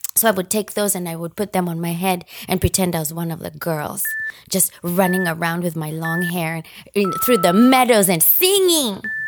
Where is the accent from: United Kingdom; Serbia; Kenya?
Kenya; Nairobi; moved away as an adult; also born or lived in Japan; now in United States; I grew up in Nairobi, Kenya, and as a result, I am Kenyan.